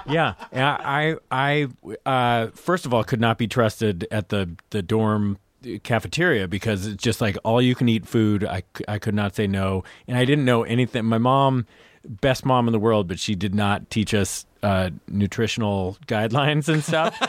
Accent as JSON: {"language": "English", "town": "Lafayette", "region": "California", "country": "United States", "tie": "born or raised there", "said": "I was, uh, outside San Francisco"}